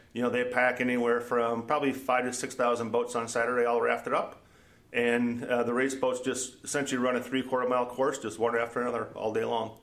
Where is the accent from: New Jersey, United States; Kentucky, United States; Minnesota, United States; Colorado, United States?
Minnesota, United States; also born or lived in Omaha / Iowa; now in Des Moines, United States; Born and raised in Minnesota